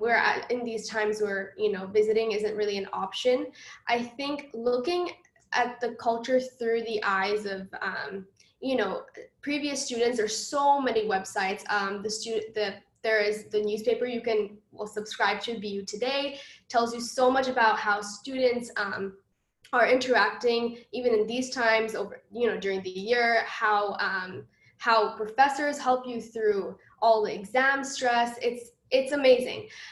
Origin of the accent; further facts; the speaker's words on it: Dubai, United Arab Emirates; moved away as an adult; now in Boston, United States; I'm from Dubai